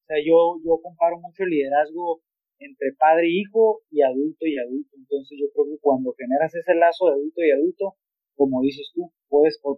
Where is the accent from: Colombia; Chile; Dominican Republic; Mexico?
Mexico; Ensenada, Baja California; also born or lived in Mexicali; Yo viví o crecí en Ensenada. A los cinco años migramos a Mexicali